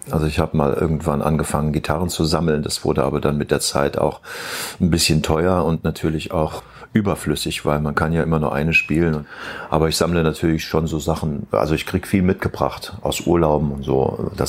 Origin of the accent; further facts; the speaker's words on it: Rhineland-Palatinate, Germany; Nee, ich bin aus der Eifel.